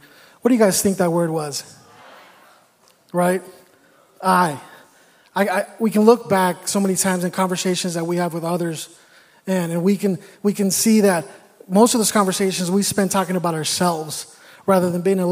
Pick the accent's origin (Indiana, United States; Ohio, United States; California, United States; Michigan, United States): California, United States; moved away as an adult; I'm from California